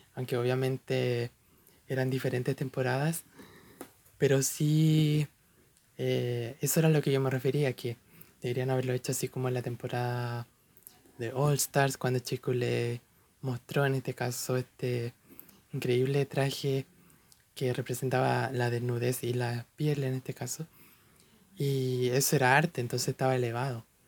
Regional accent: Chile; personalmente soy de Chile, un país en Latinoamérica

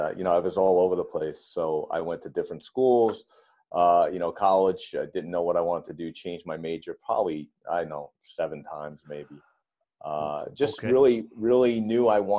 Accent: Holbrook, New York, United States; I grew up in New York, mainly on Long Island

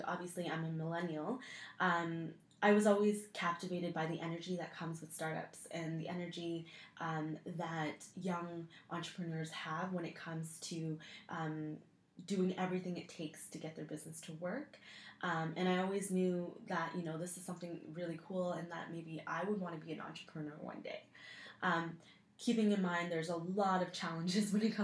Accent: Waterloo, Ontario, Canada; I grew up in Waterloo, which is basically the Silicon Valley of Canada

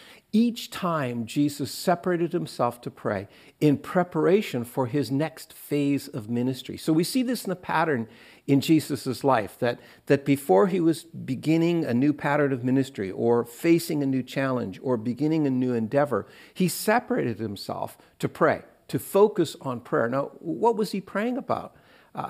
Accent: Eastern Canada, Canada; where I grew up in Eastern Canada, we only ate fish on Fridays.

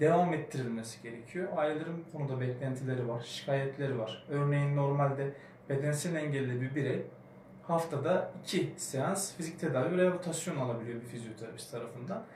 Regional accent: Kahramanmaraş, Turkey; ben de Kahramanmaraşlı olduğum için

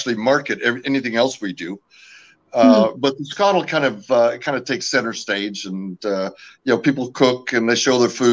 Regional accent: California, United States; first language French; I am originally from California. My parents immigrated the year I was born from Canada

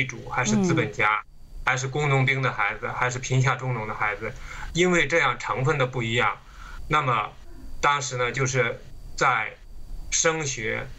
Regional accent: China; now in United States; 那么中国的文化大革命里面呢？就是尽管我当时还小

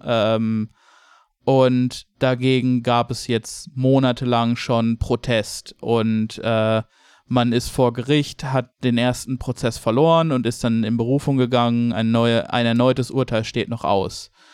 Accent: Germany; als Deutscher

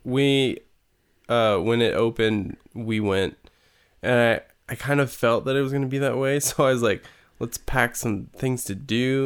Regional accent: California, United States; also born or lived in Yolo County, California; I grew up in California.

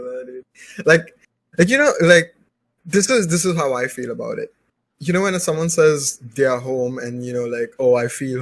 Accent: Mumbai, Maharashtra, India; moved away as an adult; also born or lived in Los Angeles, United States; now in Mumbai, India; I'm originally from India. In India, Mumbai. Born and raised

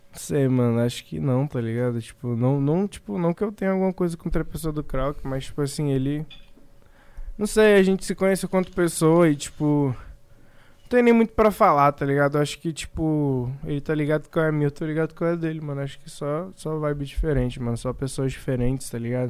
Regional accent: Brazil; a gente é brasileiro

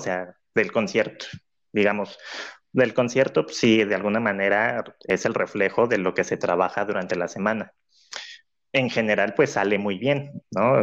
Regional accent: Cancún, Quintana Roo, Mexico; Cancún, que es la ciudad donde, donde decidí hacerlo, por ser pues mi ciudad de origen, de nacimiento

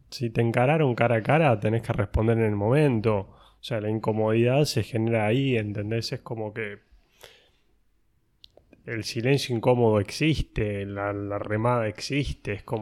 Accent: Mar del Plata, Buenos Aires Province, Argentina; yo respondo que soy marplatense.

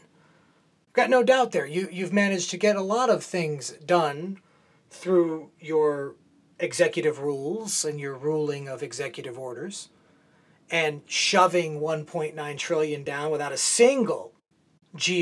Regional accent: San Diego, California, United States; moved away; I grew up in San Diego

